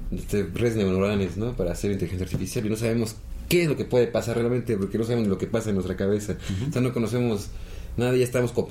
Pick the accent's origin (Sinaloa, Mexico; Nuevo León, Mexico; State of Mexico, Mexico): State of Mexico, Mexico; Toluca; Digo, este, soy choricero de Toluca.